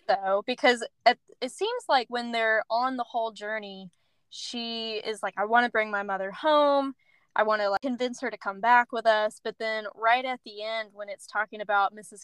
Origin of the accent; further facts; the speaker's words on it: Middle Tennessee, United States; Allie and I grew up in Middle Tennessee